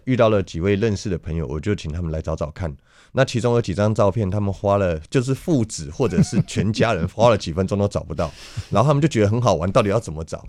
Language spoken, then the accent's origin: Chinese; Taipei, Taiwan; 小时候我就住在台北市松江路南京东路口，我在那边出生长大